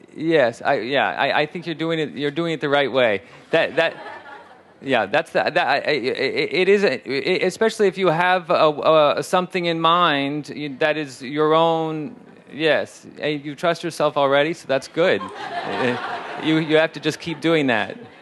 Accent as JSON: {"language": "English", "region": "Shanghai", "country": "China", "second_language": "English", "moved": "as an adult", "lives_now": "Los Angeles, United States", "said": "I'm a filmmaker from Shanghai and I also learn and work my film"}